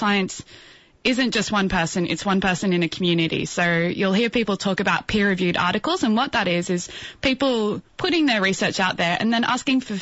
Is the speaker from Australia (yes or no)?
yes; Brisbane, Queensland, Australia; also born or lived in Indooroopilly; now in Sydney, Australia; I grew up in Bulimba, but then moved across the river to Indooroopilly.